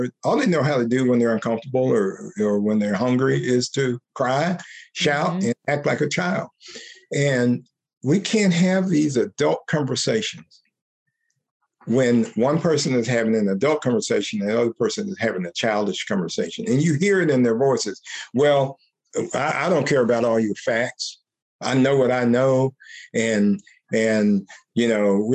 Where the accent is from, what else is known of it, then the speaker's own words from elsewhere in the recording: United States; I'm an American. I'm a man. I'm a Black man.